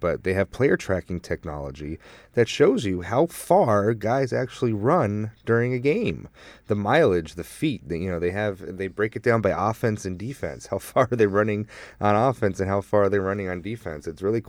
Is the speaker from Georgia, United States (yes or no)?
no; Chicago, Illinois, United States; I came from Chicago, and so I'm well aware of the criticism that he rides his starters hard.